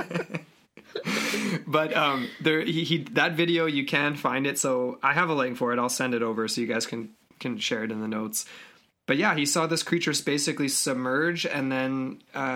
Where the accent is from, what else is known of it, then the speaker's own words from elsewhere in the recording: Kelowna, British Columbia, Canada; because we're from Kelowna